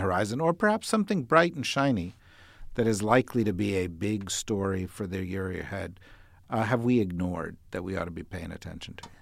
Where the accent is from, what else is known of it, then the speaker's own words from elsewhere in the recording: New Jersey, United States; I grew up in New Jersey